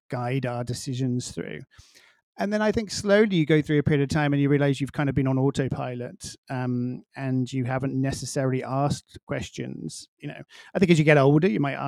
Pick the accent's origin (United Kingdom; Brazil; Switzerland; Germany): United Kingdom; England; now in Miami, United States; being English and coming from a small village